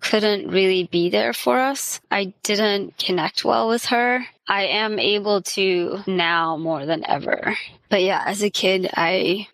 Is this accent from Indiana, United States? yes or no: yes; Indiana, United States; I was raised in Indiana, and I still live pretty close to where I was raised